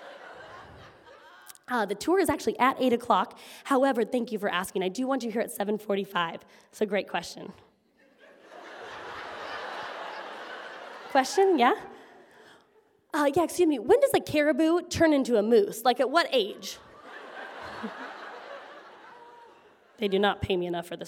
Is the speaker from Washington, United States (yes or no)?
yes; Washington, United States; moved away; I was only from Washington